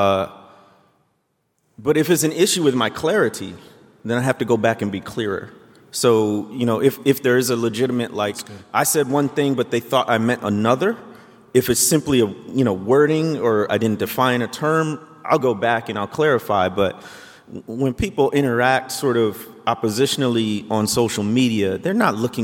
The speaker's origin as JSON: {"language": "English", "town": "Chicago", "region": "Illinois", "country": "United States", "tie": "born or raised there", "said": "I'm from the Chicago area. I was growing up during the six-peat of the Bulls"}